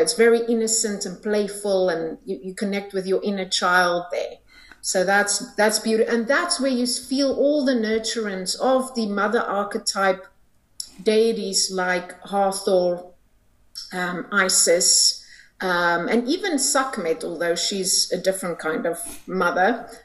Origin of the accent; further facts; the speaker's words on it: South Africa; I'm from South Africa